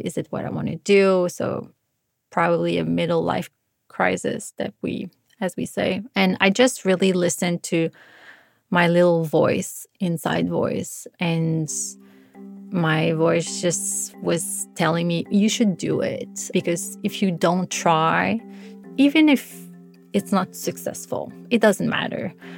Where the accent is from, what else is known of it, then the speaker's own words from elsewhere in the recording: Montreal, Quebec, Canada; moved away as an adult; I just felt very comfortable in Montreal. It's my hometown